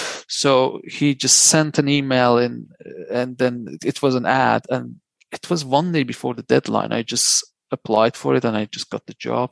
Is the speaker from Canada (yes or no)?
no; Iran; also born or lived in Luxembourg; now in United Kingdom; When I came to Europe from Iran, I went to Luxembourg, which is a slightly small country.